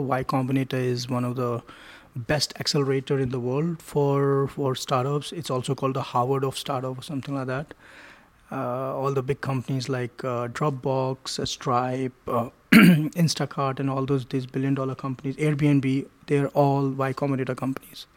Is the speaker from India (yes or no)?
yes; New Delhi, Delhi, India; I grew up in India, in New Delhi